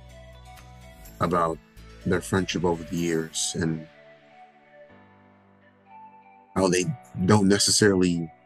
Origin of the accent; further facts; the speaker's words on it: Pembroke Pines, Florida, United States; I'm born and raised in Pembroke Pines, Florida